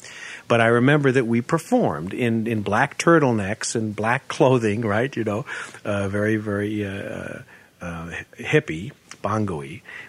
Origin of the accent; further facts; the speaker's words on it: Goshen, Indiana, United States; moved away; my hometown in Goshen, Indiana